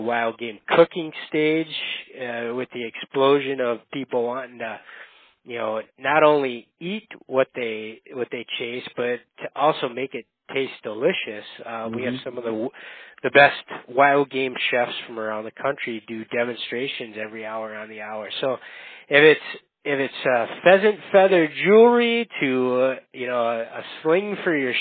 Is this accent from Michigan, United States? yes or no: yes; Upper Peninsula of Michigan, United States; moved away as an adult; now in Minnesota, United States; I grew up in the Upper Peninsula of Michigan. So if you're familiar with the term youper, I'm a youper.